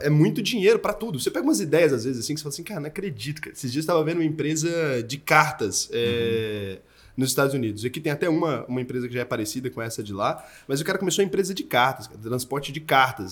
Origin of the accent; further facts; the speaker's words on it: Goiânia, Goiás, Brazil; now in São Paulo, Brazil; Eu sou de Goiânia